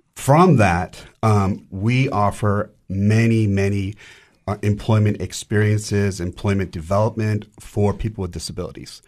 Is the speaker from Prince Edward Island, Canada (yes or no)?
no; Vancouver, British Columbia, Canada; moved away as an adult; now in Cookeville, United States; I'm originally from Vancouver, Canada